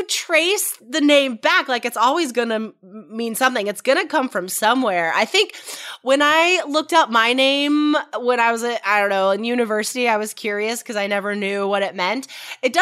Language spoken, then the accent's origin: English; United States; As an American